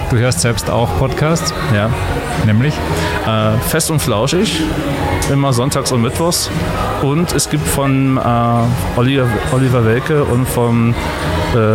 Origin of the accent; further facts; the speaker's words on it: Berlin, Germany; moved away as an adult; now in Graz, Austria; Bin vor drei Jahren aus Berlin hergezogen, aus Liebe zur Stadt.